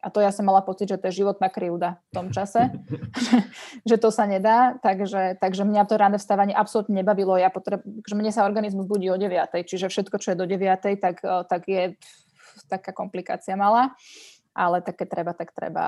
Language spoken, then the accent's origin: Slovak; Bratislava, Bratislava Region, Slovakia; Ja som vyrastala v Lamači